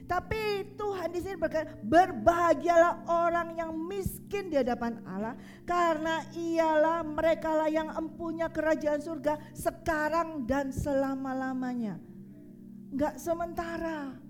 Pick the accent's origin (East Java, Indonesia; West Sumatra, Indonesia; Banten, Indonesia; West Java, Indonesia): East Java, Indonesia; Surabaya; accent: Surabaya; Saya ini orang Surabaya. Kalau suruh ngomong seperti orang Solo, orang Jawa Tengah nggak bisa. Orang Surabaya ngomongnya bang bang bang bang kasar seperti itu. Ya bahasa saya itu bahasa Surabaya seperti itu.